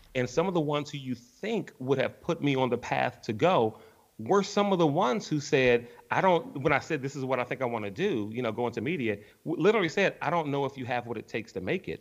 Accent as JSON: {"language": "English", "town": "Washington", "region": "District of Columbia", "country": "United States", "tie": "born or raised there", "said": "born and raised in Washington, D.C., in Northeast."}